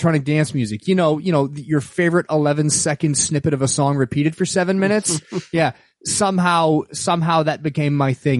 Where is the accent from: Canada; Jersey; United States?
Canada; first language French; English is a second language; So I'm French-Canadian, and I was raised in French, and I went to French school until the second grade.